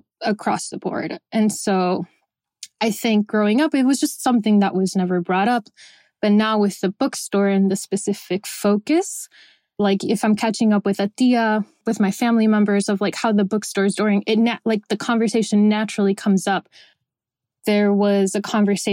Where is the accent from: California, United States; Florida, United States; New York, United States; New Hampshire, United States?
Florida, United States; Miami; also born or lived in Venezuela; I was born in Venezuela. I grew up in Miami, Florida